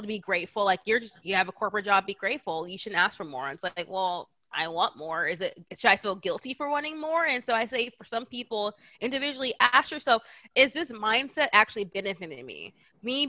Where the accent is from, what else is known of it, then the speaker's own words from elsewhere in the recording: Bay Area, California, United States; also born or lived in Atlanta; I'm from California. I'm from the Bay Area